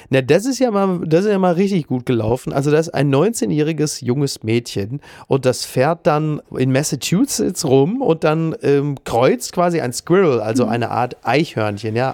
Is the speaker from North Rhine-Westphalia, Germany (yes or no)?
yes; Ruhr area, North Rhine-Westphalia, Germany; moved away; in meiner Ruhrgebietsheimat